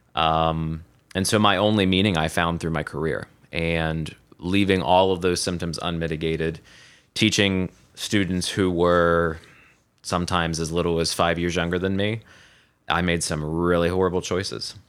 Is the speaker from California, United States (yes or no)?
no; Southeast Ohio, United States; moved away as an adult; now in Columbus, United States; I was born and raised, uh, in Southeast Ohio on a three hundred acre cattle farm